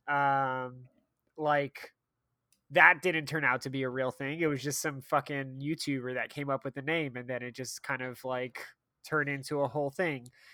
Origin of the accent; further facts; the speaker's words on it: United States; as an American